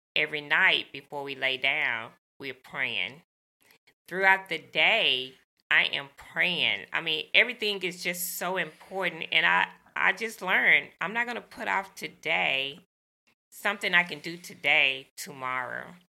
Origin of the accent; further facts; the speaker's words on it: the South, United States; growing up in the South